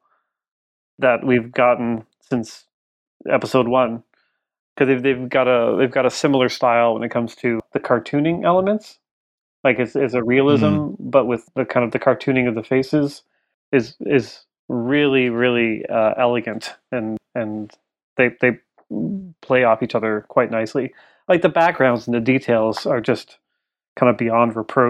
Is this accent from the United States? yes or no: no; Canada; I'm Canadian